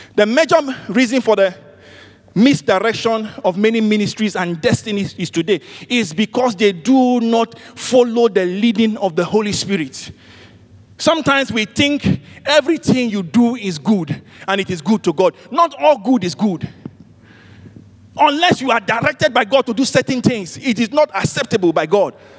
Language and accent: English; Nigeria; I'm from Nigeria.